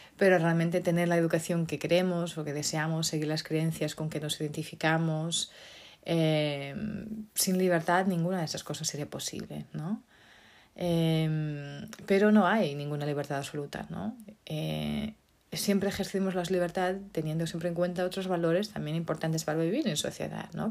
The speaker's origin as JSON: {"language": "Spanish", "country": "Portugal", "tie": "born or raised there", "moved": "yes", "said": "Portugal, mi país, mi tierra natal"}